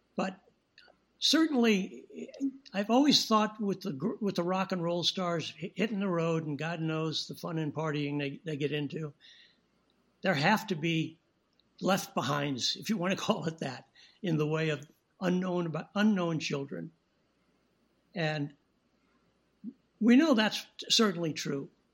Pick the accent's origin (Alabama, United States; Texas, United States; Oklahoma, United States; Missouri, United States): Missouri, United States; St. Louis; moved away as an adult; also born or lived in Rapid City, South Dakota; now in Los Angeles, United States; I started working as a child actor in St. Louis, my hometown